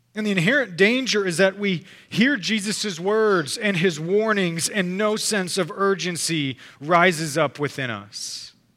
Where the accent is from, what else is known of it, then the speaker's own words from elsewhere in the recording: Texas, United States; we're Texan